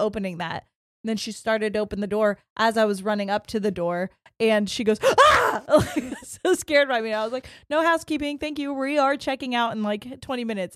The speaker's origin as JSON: {"language": "English", "region": "Ohio", "country": "United States", "said": "we're from Ohio"}